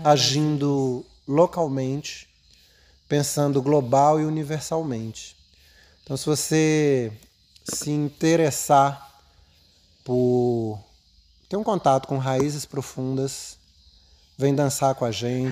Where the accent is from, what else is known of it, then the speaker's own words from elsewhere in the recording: Brasília, Federal District, Brazil; Eu cheguei em Brasília em 70